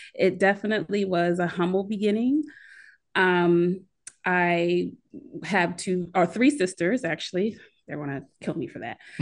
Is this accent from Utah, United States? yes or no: no; Philadelphia area, Pennsylvania, United States; accent: Philly; moved away as an adult; also born or lived in Chicago; I'm originally from the Philadelphia area.